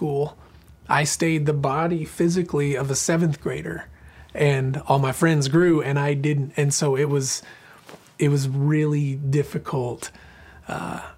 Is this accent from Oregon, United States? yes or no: yes; Southern Oregon, United States; moved away as an adult; also born or lived in Boise, Idaho; now in Franklin, Tennessee, United States; I was born and raised in a little farming community in Southern Oregon, about 10 miles from the California border